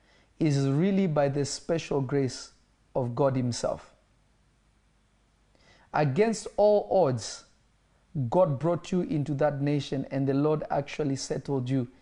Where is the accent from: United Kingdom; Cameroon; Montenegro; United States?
Cameroon; I am from Cameroon, sir.